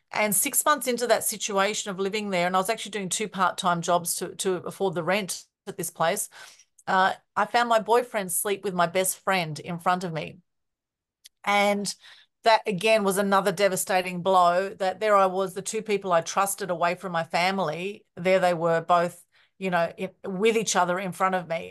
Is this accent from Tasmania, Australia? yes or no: no; Melbourne, Victoria, Australia; very interesting growing up, even though I was born in Australia, because I have Greek, Turkish, Ukrainian background